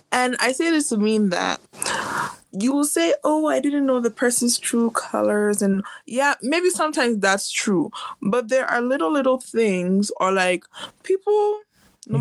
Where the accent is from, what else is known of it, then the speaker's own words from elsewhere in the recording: United States; I'm also American by birth